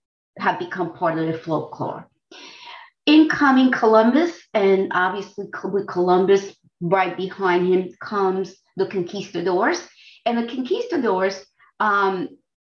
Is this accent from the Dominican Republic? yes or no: yes; Dominican Republic; now in United States; I come from the Dominican Republic